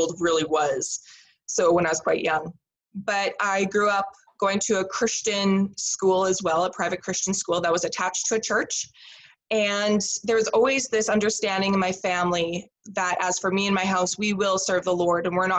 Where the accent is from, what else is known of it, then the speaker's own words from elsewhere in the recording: Saskatoon, Saskatchewan, Canada; also born or lived in Lloydminster, Saskatchewan; I did grow up in Saskatoon here in Saskatchewan